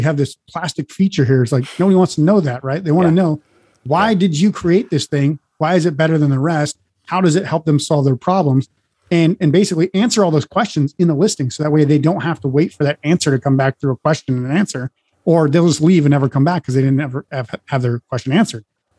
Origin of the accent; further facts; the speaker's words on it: Montana, United States; also born or lived in North Dakota / Oregon; now in Las Vegas, United States; live in Las Vegas now, but I grew up in the mountain ranges in the Midwest, Montana, North Dakota, and then I grew up as well in Oregon